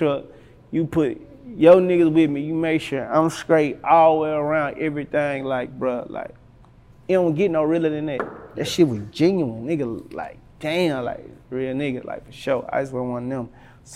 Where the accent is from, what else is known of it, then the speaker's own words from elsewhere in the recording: Helena, Arkansas, United States; I'm from Helena, Arkansas